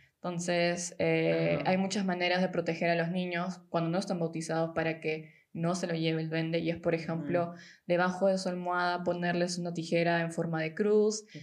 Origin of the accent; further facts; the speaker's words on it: Peru; moved away as an adult; now in Germany; soy de Perú, tengo 26 y vivo hace un tiempo en Alemania